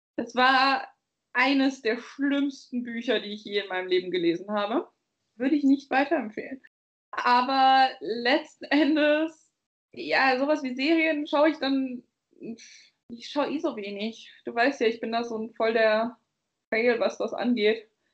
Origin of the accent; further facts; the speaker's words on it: Bavaria, Germany; ich komme aus Bayern.